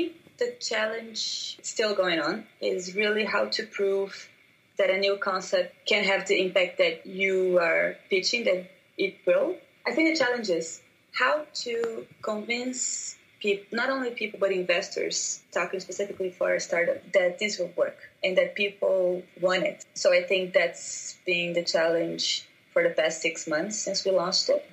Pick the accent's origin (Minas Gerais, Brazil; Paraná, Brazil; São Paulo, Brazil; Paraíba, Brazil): Paraná, Brazil; Curitiba; English is a second language; also born or lived in New York City; now in Curitiba, Brazil; I was born in Curitiba, which is a town in Brazil